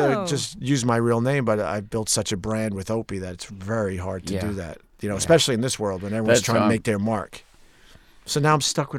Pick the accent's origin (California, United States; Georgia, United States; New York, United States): New York, United States; Long Island; Long Island.